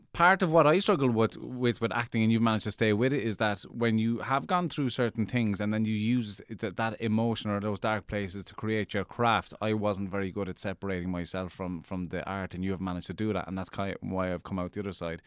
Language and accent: English; Cork, Munster, Ireland; I grew up in Cork